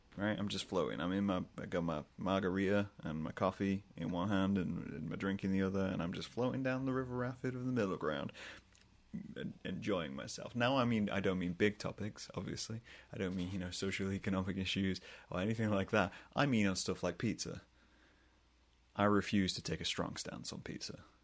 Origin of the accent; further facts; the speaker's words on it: England, United Kingdom; moved away as an adult; now in United States; I'm, I'm from England. I'm from the UK